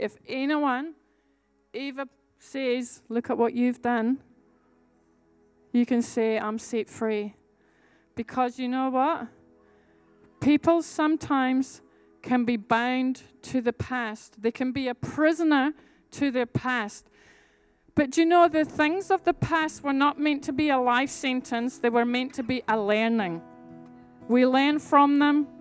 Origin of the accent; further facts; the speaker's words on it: Scotland, United Kingdom; I'm a Scottish warrior